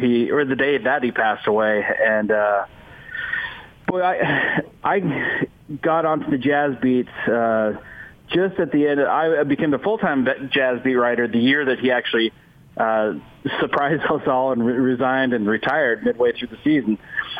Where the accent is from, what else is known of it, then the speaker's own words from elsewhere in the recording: Utah, United States; I grew up in Utah